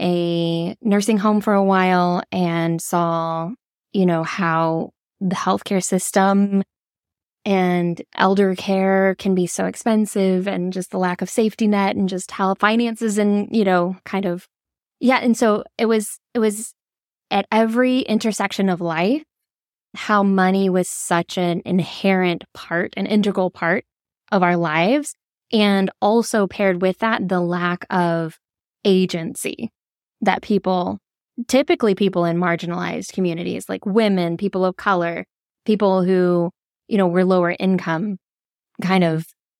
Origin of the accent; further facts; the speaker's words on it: Georgia, United States; I was raised in the South, in Georgia. Very proud of that fact